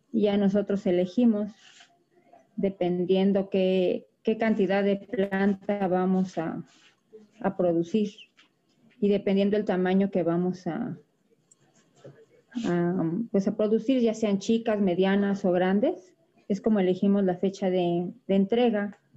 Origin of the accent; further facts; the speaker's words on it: Xochimilco, Mexico City, Mexico; yo soy originaria de aquí de la Ciudad de México. Pertenezco a la delegación Xochimilco y tengo ya 12 años dedicándome a esta actividad